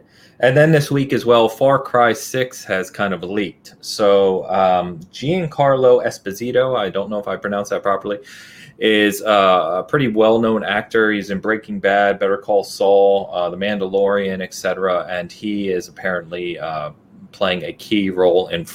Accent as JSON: {"language": "English", "region": "England", "country": "United Kingdom", "said": "I'm English"}